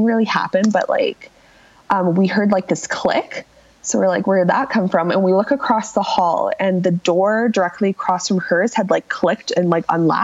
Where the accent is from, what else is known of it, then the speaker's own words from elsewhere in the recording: Calgary, Alberta, Canada; I'm from Calgary, born and raised, still live here.